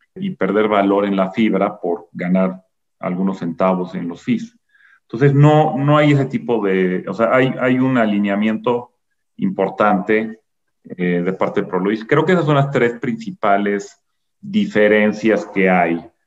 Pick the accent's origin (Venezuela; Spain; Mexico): Mexico; somos mexicanos